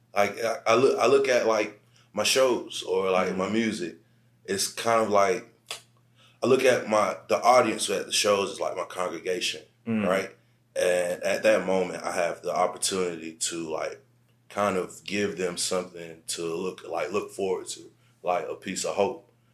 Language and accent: English; Aiken, South Carolina, United States; moved away; I'm from Aiken, South Carolina